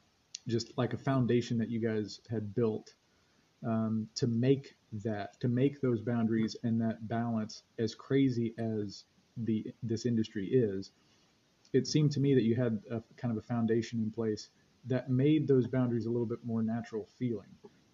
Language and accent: English; North Carolina, United States; and I'm from the Queen City.